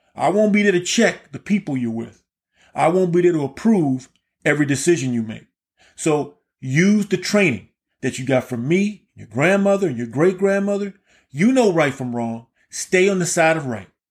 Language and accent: English; Key West, Florida, United States; I was born and raised in Key West, Florida.